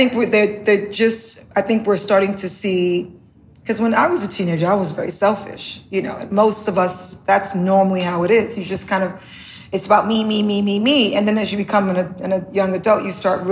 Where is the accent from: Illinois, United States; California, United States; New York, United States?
New York, United States; New York City; also born or lived in the Caribbean; growing up in the Bronx